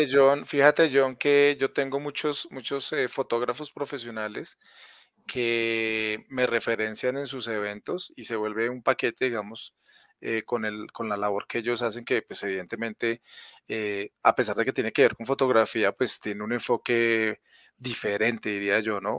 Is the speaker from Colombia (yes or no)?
yes; Villavicencio, Meta, Colombia; now in Bogotá, Colombia; yo nací en Villavicencio, pero hace muchos años vivo en Bogotá